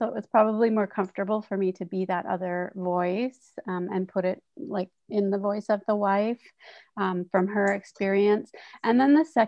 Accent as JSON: {"language": "English", "town": "North Vancouver", "region": "British Columbia", "country": "Canada", "tie": "born or raised there", "said": "when I was in growing up in North Vancouver, and that kind of preteen"}